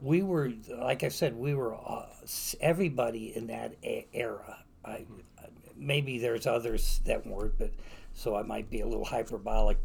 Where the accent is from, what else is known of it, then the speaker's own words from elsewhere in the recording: Wonder Lake, Illinois, United States; accent: Wisconsinite; also born or lived in West Virginia; I grew up on Lake Vista Lane, 3407 Lake Vista Lane in Wonder Lake, Illinois, which is um, about 60 miles northwest of Chicago, just a couple miles from the Wisconsin border. Thus the accent